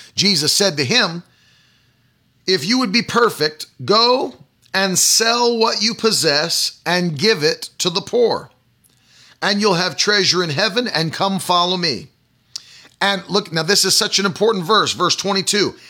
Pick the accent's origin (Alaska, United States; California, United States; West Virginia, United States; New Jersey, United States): West Virginia, United States; In the public school that I attended, the high school in West Virginia